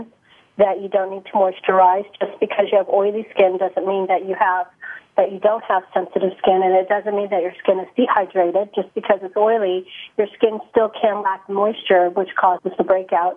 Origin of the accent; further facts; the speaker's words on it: San Francisco Bay Area, California, United States; I grew up in the Bay Area, in the San Francisco Bay Area.